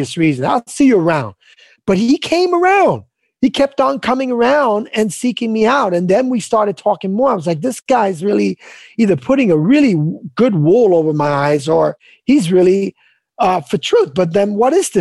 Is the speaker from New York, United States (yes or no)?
yes; New York, United States; I grew up on the Lower East Side